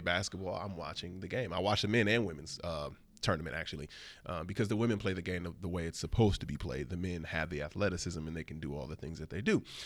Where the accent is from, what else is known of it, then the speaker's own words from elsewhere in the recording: Flint, Michigan, United States; now in New York, United States; I'm a old-fashioned Midwestern gentleman. I'm from Flint, Michigan